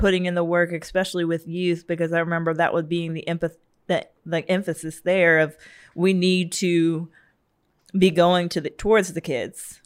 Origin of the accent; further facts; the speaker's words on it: Savannah, Georgia, United States; I'm from Savannah